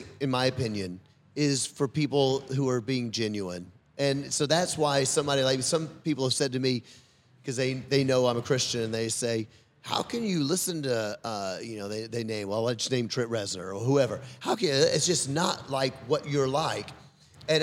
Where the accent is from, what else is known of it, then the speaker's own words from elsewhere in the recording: the South, United States; I'm from the South